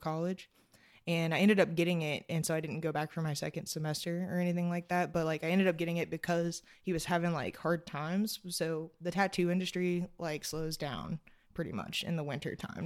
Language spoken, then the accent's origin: English; Georgetown, Kentucky, United States; moved away as an adult; now in Covington, United States; I'm from Georgetown, Kentucky